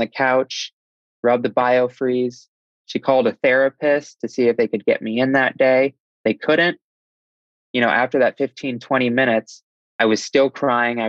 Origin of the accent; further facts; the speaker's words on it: Davenport, Iowa, United States; I'm from Iowa in a town called Davenport, Iowa